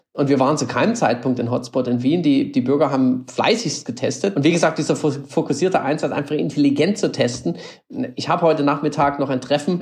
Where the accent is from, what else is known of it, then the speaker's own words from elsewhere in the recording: Germany; now in Austria; das Land, wo ich herkomme, das kenne ich als ein Land von Denkern und Innovationen